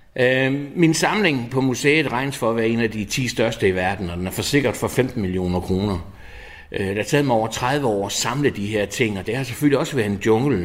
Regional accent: Odense, Southern Denmark, Denmark; Jeg er født og opvokset i Odense

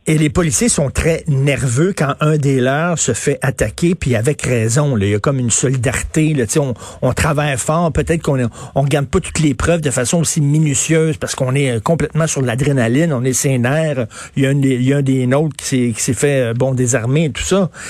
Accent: Montreal, Quebec, Canada; viens de Verdun, j'ai grandi à Verdun

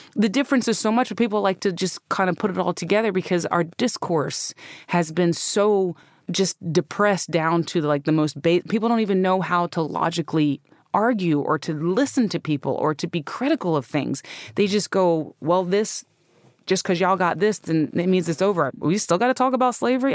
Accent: North Carolina, United States; born or raised there

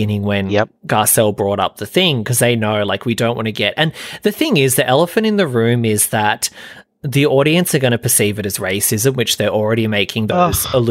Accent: New South Wales, Australia; now in Sydney, Australia; I'm Australian

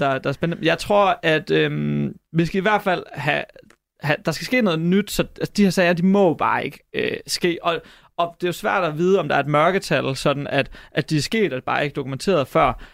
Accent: Hobro, North Denmark Region, Denmark; Jeg er fra Hobro

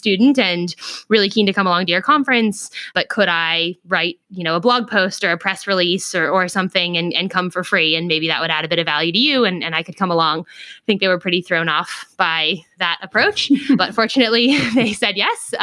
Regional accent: Silicon Valley, California, United States; now in Australia; I'm from California originally, grew up in Silicon Valley

